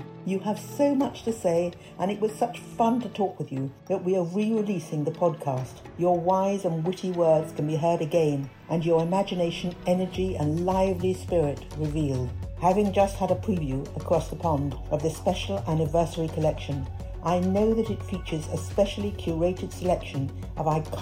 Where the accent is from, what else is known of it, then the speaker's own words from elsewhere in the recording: United Kingdom; Being British